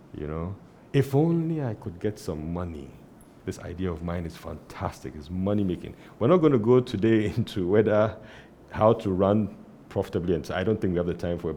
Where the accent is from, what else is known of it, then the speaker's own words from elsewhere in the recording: Tema, Greater Accra, Ghana; I grew up in Tema